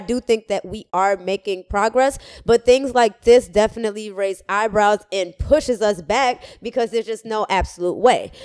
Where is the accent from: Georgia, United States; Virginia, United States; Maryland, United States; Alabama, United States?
Georgia, United States; Atlanta; moved away as an adult; also born or lived in Miami / Cambridge; I was born in Miami and then I grew up in Atlanta.